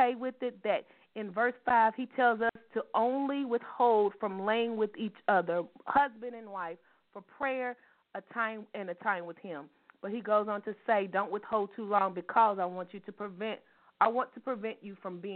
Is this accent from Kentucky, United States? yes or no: yes; Louisville, Kentucky, United States; we are Louisville ladies from Louisville, Kentucky, and we still live in the city